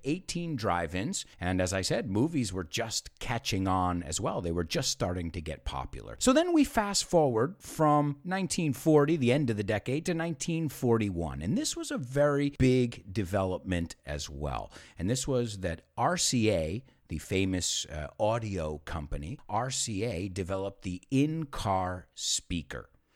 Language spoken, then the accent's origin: English; United States